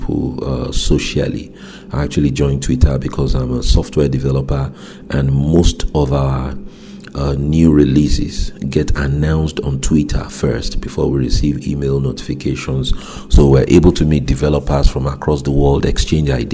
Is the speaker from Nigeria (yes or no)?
yes; Nigeria; moved away; my home country, Nigeria